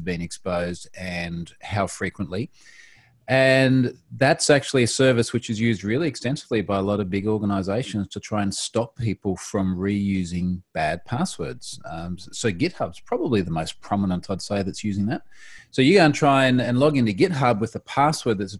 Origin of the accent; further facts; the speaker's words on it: Australia; Independent Australian.